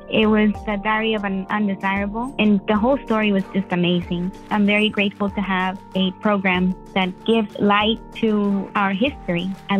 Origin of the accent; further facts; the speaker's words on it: Mexico; now in Houston, United States; I'm in Houston, Texas. I'm originally from Mexico. I've been in the U.S. for 30 years